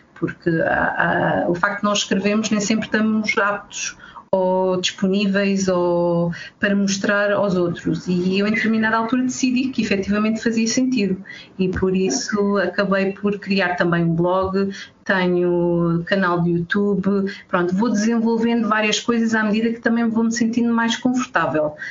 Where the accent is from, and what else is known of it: Alentejo, Portugal; moved away